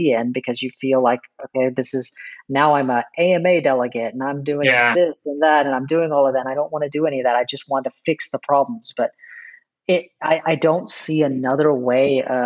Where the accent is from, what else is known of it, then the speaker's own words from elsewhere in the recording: Texas, United States; I'm from Texas